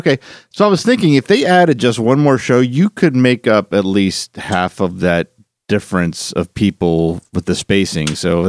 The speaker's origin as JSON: {"language": "English", "town": "Philadelphia", "region": "Pennsylvania", "country": "United States", "said": "I'm originally from Philadelphia."}